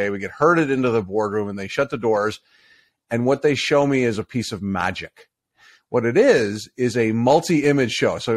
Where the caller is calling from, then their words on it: Bradford, Ontario, Canada; I am in Bradford, Ontario.